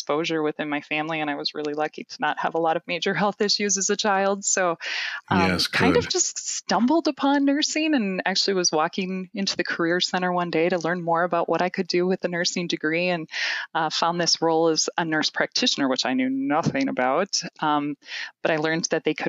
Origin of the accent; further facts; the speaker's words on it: Gaylord, Minnesota, United States; I grew up in Gaylord, Minnesota, on a farm.